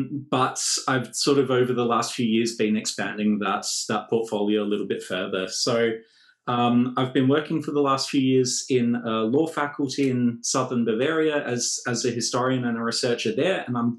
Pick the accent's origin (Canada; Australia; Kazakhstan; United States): Australia; moved away as an adult; now in Germany; I'm an Australian, as you might be able to tell, or you might not be able to tell.